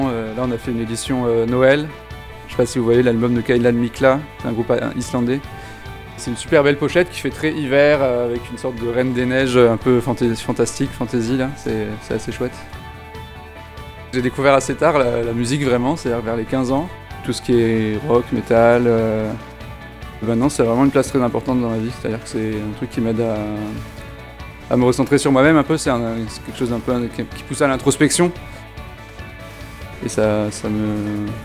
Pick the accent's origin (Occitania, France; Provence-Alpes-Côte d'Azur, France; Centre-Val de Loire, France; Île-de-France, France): Occitania, France; Toulouse; Bah, bah, je viens de Toulouse, donc non, je, ne t'ai jamais vu ici.